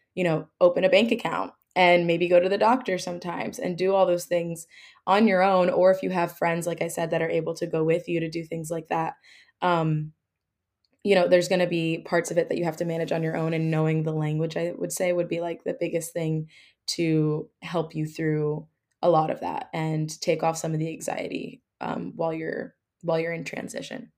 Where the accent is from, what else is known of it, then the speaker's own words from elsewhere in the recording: New Jersey, United States; I'm originally from New Jersey